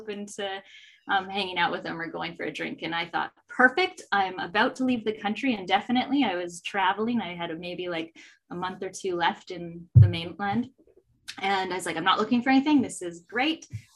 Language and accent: English; Okanagan, British Columbia, Canada; moved away as an adult; now in Vancouver, Canada; I grew up in the Okanagan